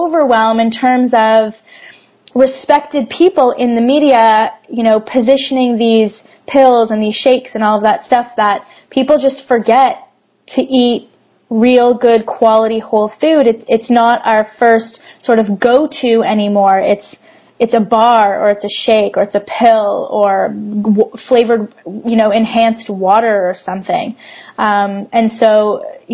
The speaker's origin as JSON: {"language": "English", "town": "Toronto", "region": "Ontario", "country": "Canada", "said": "I'm actually from Toronto"}